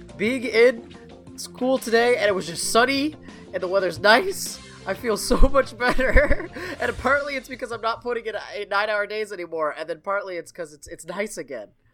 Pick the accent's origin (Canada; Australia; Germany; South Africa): Canada; as a Canadian